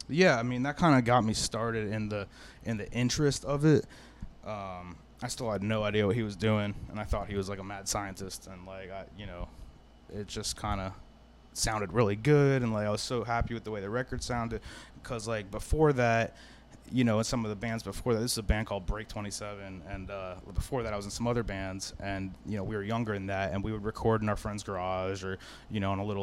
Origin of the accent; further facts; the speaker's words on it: Fort Lauderdale, Florida, United States; also born or lived in Salem County, New Jersey / Orlando, Florida; I grew up in South Florida